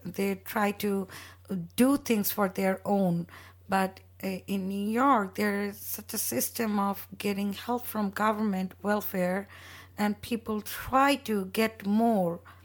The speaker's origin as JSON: {"language": "English", "country": "Bangladesh", "tie": "born or raised there", "also_born_or_lived": "London", "moved": "yes", "lives_now": "Arizona, United States", "said": "I grew up in Bangladesh"}